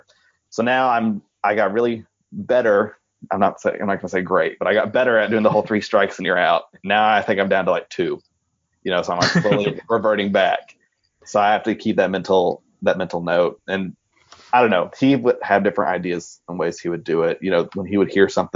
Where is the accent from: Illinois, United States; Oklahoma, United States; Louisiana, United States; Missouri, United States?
Oklahoma, United States; moved away as an adult; also born or lived in North Texas; I'm from Oklahoma originally, but like I said, I went to North Texas for my undergrad